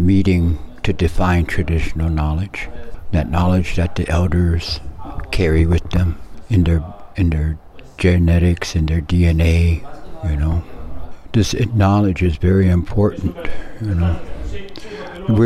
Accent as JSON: {"language": "English", "area": "Omaha Nation", "region": "Nebraska", "country": "United States", "said": "I'm from the Omaha Nation. That's the Omaha tribe of Nebraska and Iowa."}